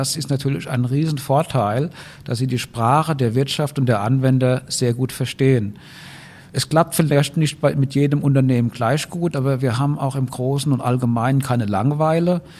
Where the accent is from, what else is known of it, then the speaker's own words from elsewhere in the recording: Rhineland-Palatinate, Germany; Ich bin eigentlich Rheinland-Pfälzer, aber die Tischlaute in Hessen und Rheinland-Pfalz sind sehr ähnlich, deswegen fällt es heute keine mehr auf.